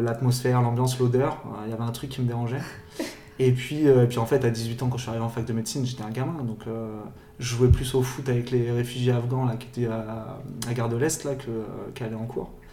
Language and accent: French; Paris, Île-de-France, France; moved away as an adult; also born or lived in Luxembourg; now in San Francisco, United States; j'ai grandi à Paris, euh, j'ai fait mes études à Paris.